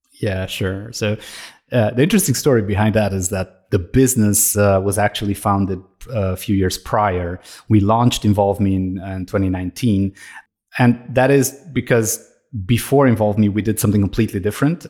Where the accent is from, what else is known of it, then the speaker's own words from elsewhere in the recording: Romania; now in Austria; I'm originally from Romania. I'm living in Austria.